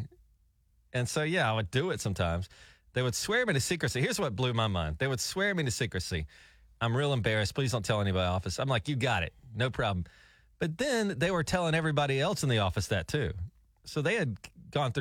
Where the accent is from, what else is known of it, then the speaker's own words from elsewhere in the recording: Alabama, United States; moved away as an adult; also born or lived in New York City; I would call down to my hometown in Alabama